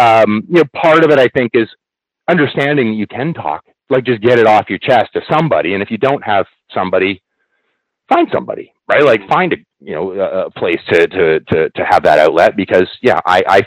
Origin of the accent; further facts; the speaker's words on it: Canada; I actually had to take French in class, because being Canadian, that's just one of the things we have to do.